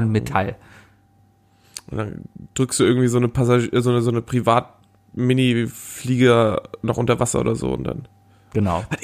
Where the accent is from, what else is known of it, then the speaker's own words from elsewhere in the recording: Northern Germany, Germany; Ja, ich komme ja auch eher aus dem Norden, da ist, da, da hat er nicht so einen guten Ruf.